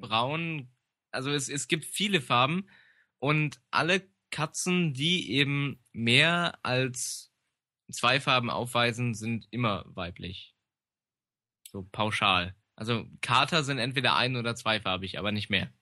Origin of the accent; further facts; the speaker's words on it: Germany; im Harz, da wo ich herkomme